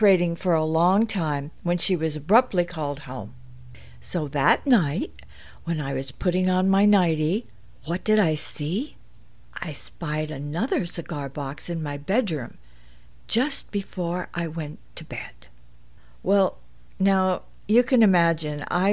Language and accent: English; Los Angeles, California, United States; born or raised there; also born or lived in Santa Monica, California / Brentwood, California